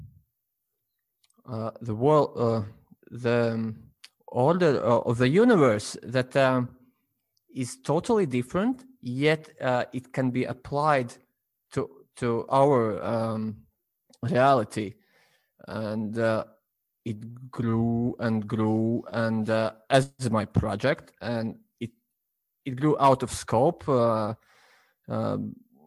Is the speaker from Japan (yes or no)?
no; Latvia; I'm from Latvia